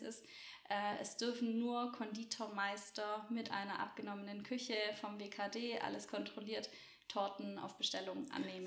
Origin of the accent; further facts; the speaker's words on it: Roßwälden, Baden-Württemberg, Germany; ich komme aus Roswelden, so die mhm. Ortsansässigen kennen dieses kleine Kaff.